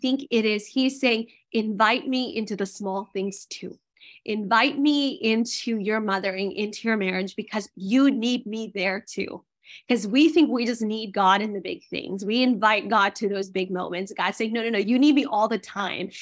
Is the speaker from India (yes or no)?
yes; India; moved away; I was born in India.